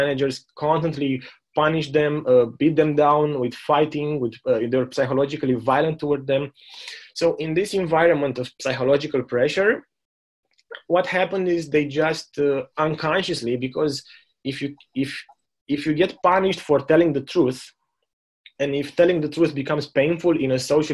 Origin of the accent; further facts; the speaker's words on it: Romania; moved away as an adult; also born or lived in Germany; now in New Zealand; growing up in Romania